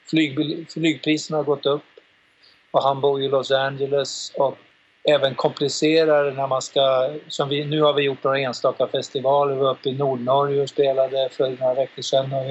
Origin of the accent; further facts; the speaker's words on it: Uppsala, Uppsala County, Sweden; vi har ju haft live har vi haft en kille som är här ifrån från min hemstad Uppsala då Daniel Lands